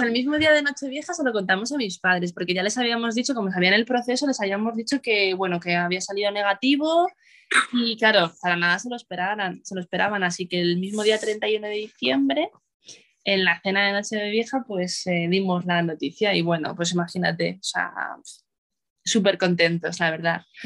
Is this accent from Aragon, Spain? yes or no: no; Madrid, Community of Madrid, Spain; soy de Madrid.